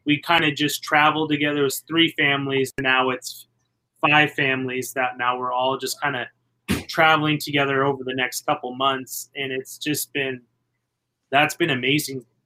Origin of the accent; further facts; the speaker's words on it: University Place, Washington, United States; I grew up in a little suburban to Tacoma, Washington called University Place